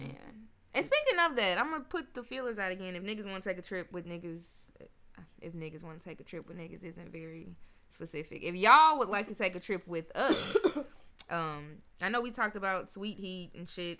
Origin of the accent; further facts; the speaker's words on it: Memphis, Tennessee, United States; now in Nashville, United States; I'm from Memphis.